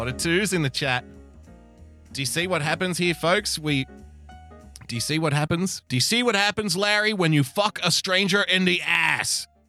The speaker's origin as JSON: {"language": "English", "country": "India", "said": "Indian as in, hello, I'm from India."}